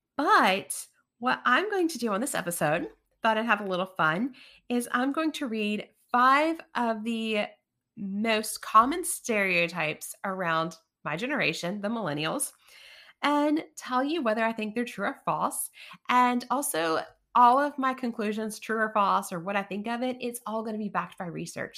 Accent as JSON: {"language": "English", "region": "East Tennessee", "country": "United States", "tie": "born or raised there", "said": "I grew up in East Tennessee"}